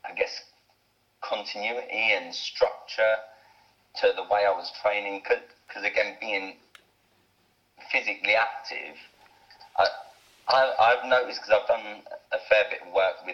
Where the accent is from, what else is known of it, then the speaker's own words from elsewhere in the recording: Bedford, East of England, United Kingdom; now in Plymouth, United Kingdom; I'm originally from Bedford, which is just north of London